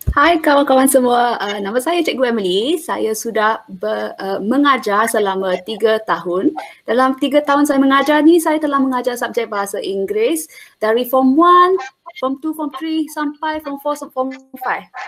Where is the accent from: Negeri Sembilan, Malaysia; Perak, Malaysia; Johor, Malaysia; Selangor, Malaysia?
Selangor, Malaysia; Saya orang Selangor dan kini uh, berada di Selangor.